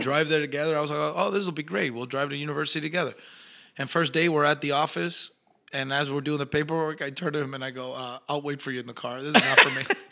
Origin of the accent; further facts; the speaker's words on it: Argentina; accent: Argentinian; moved away; also born or lived in Mexico / Los Angeles; my natural accent is Argentinian